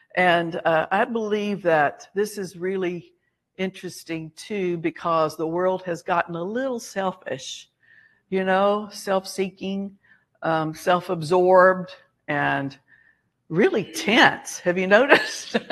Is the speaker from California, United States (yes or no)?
no; Alabama, United States; we were Southerners, we are from Alabama. So, you know, part of that training and upbringing is you say yes, ma'am